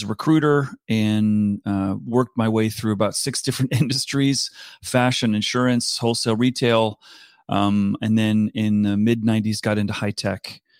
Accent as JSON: {"language": "English", "region": "East Coast", "country": "United States", "tie": "born or raised there", "also_born_or_lived": "South Africa / Singapore", "said": "I grew up in South Africa. My parents returned to America when I was about seven. Grew up on the East Coast of the U.S. Then when I finished university, went to the West Coast."}